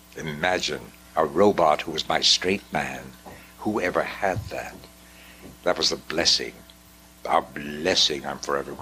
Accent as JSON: {"language": "English", "town": "New York City", "region": "New York", "country": "United States", "tie": "born there", "said": "No, I was born in New York City."}